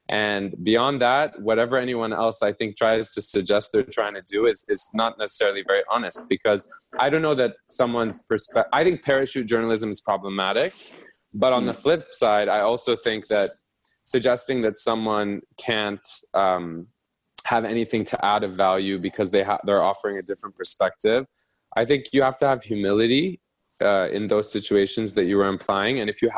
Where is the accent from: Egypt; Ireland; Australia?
Egypt; also born or lived in Vienna, Austria / New York, United States; I grew up in Egypt for 10 years, but I can't pretend to speak with the insights of an Egyptian who grew up there their whole life. I've lived in New York for 10 years.